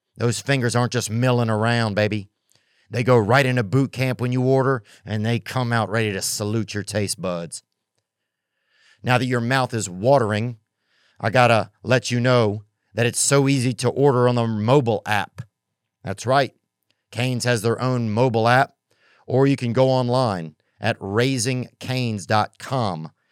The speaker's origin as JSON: {"language": "English", "region": "the South", "country": "United States", "also_born_or_lived": "Hollywood", "moved": "yes", "said": "I'm not even really a Southern guy, but I'm from the South"}